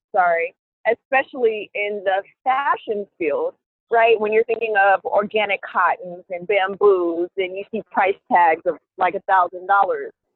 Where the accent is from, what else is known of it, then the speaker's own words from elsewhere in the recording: Oakland, California, United States; moved away as an adult; now in Brooklyn, United States; I am from Oakland, California. I reside, however, in Brooklyn, New York.